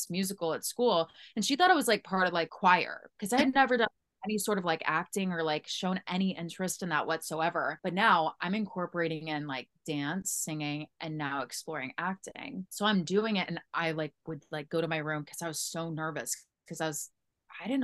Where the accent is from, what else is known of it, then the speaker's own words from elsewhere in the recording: St. Louis, Missouri, United States; I'm from St. Louis